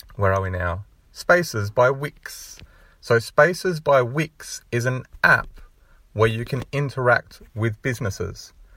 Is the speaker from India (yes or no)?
no; Australia; being Australian